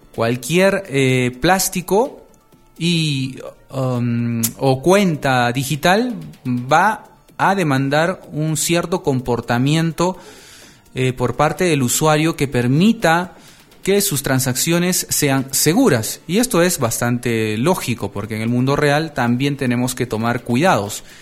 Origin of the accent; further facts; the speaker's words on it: Peru; aquí en mi país, Perú